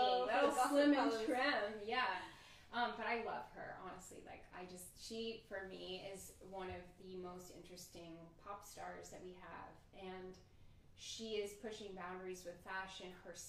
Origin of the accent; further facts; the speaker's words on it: the South, United States; I'm a jeans and a t-shirt girl. I'm from the South